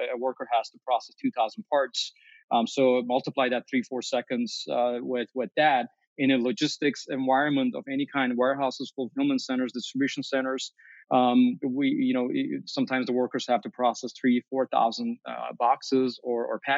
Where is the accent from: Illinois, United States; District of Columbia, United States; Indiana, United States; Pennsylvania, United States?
Illinois, United States; Chicago; as a Chicagoan